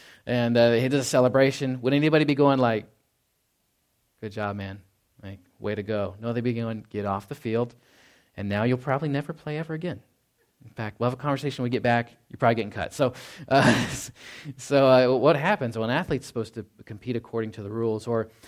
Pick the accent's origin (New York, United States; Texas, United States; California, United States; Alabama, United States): Texas, United States; Dallas-Fort Worth; I know I came from Dallas-Fort Worth, and it's just like always going like, you know, all hours of the day.